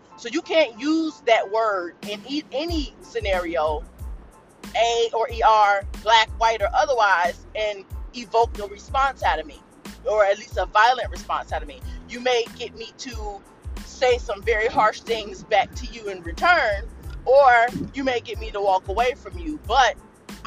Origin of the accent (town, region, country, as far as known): United States